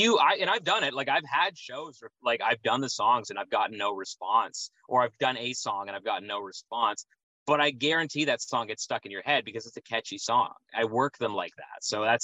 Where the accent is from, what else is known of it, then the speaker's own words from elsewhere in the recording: Odessa, Ontario, Canada; Odessa, very close.